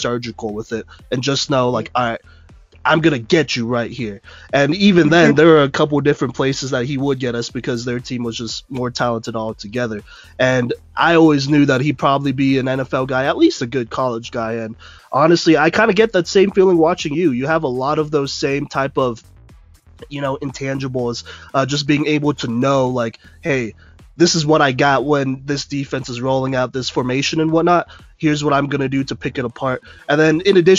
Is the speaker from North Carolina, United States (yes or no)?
no; Dallas, Texas, United States; I'm from Texas. I grew up in Dallas